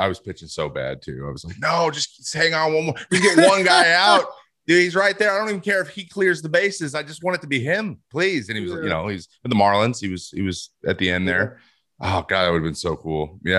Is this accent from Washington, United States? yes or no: yes; Southwest Washington, United States; I'm actually closer to Portland where I grew up in Southwest Washington, just in the sticks.